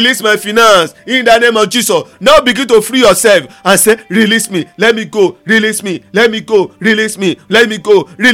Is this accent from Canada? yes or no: no; Ondo, Nigeria; now in Lagos, Nigeria; I'm in Lagos right now. I'm from Ondo State.